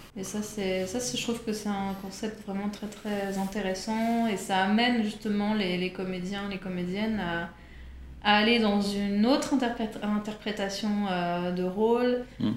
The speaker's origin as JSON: {"language": "French", "region": "Geneva", "country": "Switzerland", "tie": "born or raised there", "also_born_or_lived": "New York", "moved": "as an adult", "lives_now": "Paris, France", "said": "je suis née à Genève. Mhm. J'ai fait euh, la fac à Genève"}